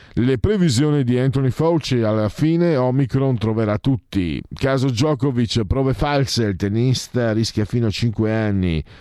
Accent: Friuli-Venezia Giulia, Italy; now in Milan, Italy; da immigrato vengo dal Friuli

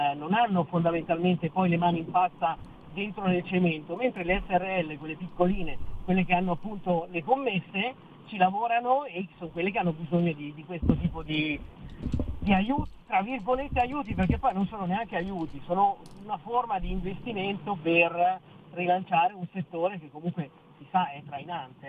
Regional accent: Rome, Lazio, Italy; io sono di Roma, vengo in subito da Roma

